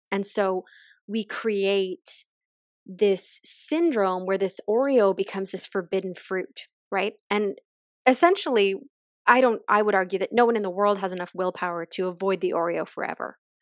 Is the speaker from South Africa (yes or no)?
no; just outside of Halifax, Nova Scotia, Canada; moved away; I am from the East Coast originally. I grew up just outside of Halifax